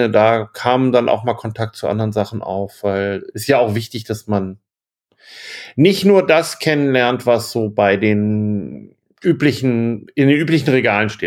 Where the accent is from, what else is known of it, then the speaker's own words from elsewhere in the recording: Bremen, Germany; bin aus Bremen, habe meinen Verlag seit Ewigkeit, seit 92